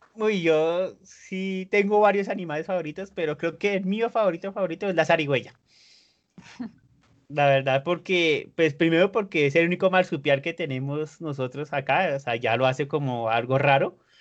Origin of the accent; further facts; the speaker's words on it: Bogotá, Colombia; accent: súper bogotano; also born or lived in Mexico City, Mexico; usted sí es demasiado, demasiado bogotano, tiene un acento súper bogotano